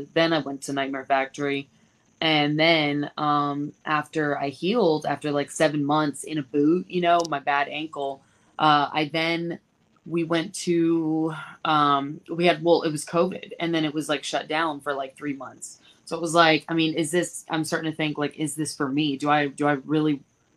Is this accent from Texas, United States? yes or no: no; Massachusetts, United States; moved away; the Northeast, where I'm from Massachusetts